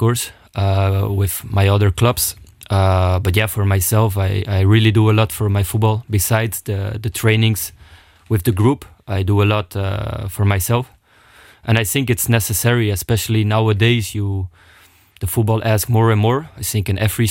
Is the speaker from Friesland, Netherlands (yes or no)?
yes; Friesland, Netherlands; now in Luxembourg; I'm coming from Friesland